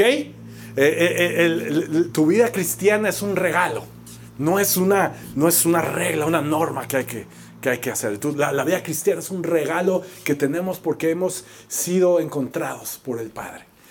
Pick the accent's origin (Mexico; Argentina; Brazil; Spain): Mexico; como mexicanos